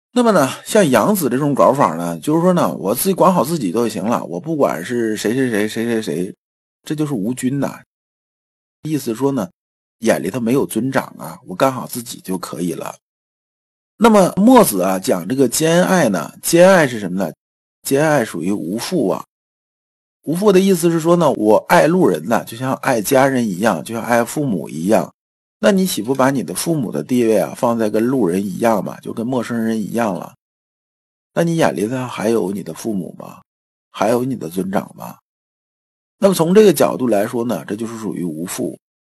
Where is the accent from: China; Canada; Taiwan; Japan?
China; 我们中国人的文化一直讲，一阴一阳之为道